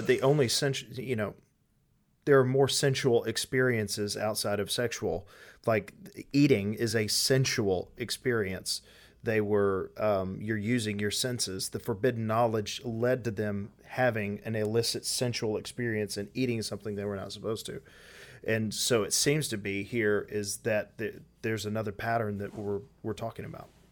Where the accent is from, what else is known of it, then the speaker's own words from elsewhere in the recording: United States; us being American or Western